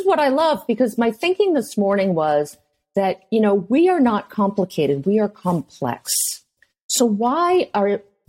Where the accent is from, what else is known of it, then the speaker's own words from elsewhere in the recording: New England, United States; because I'm from New England